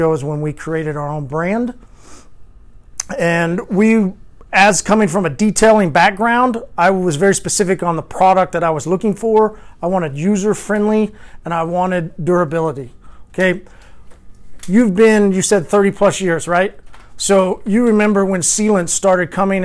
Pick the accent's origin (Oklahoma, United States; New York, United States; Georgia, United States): Oklahoma, United States; accent: Oklahoma drawl; also born or lived in Arkansas; I'm from Oklahoma